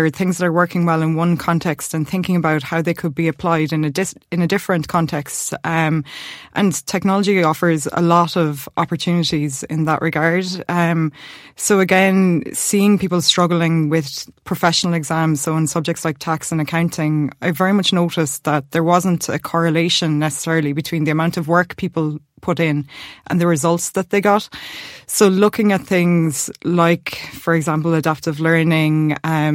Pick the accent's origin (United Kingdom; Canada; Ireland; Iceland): Ireland; Limerick, Munster; born and raised in Limerick